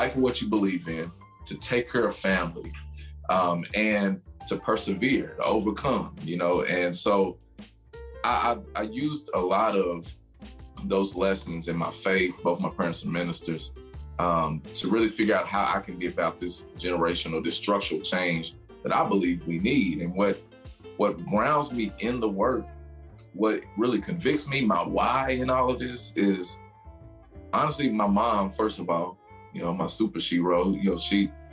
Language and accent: English; Louisville, Kentucky, United States; growing up in the West End and seeing a lot of struggles, a lot of trauma, really shape who I am